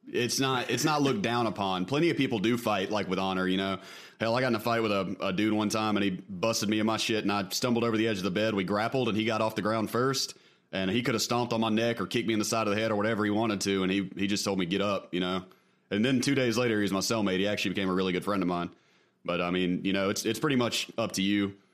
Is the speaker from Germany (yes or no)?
yes; Germany; moved away; also born or lived in Turkey; I was born in Germany.